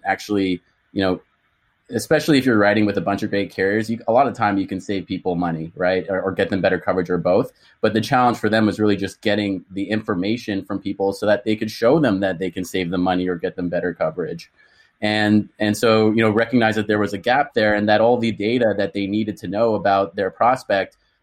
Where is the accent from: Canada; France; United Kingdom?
Canada; moved away as an adult; also born or lived in Boston; I'm Canadian, was born and raised in Canada